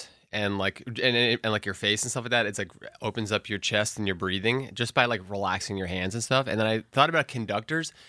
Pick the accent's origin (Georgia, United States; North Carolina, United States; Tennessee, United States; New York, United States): New York, United States; New York City; I was born in New York City